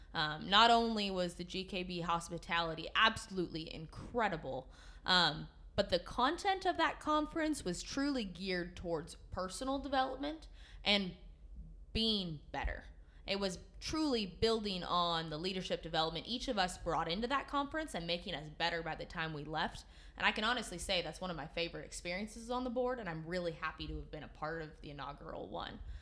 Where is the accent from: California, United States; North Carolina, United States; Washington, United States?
California, United States; Willows; I was born and raised in Willows, California, which is in Northern California